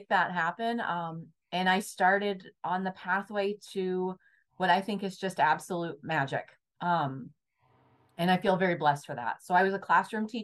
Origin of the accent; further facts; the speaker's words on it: Southern Indiana, United States; I grew up in Southern Indiana, in a small town, and my dad owned a lumberyard.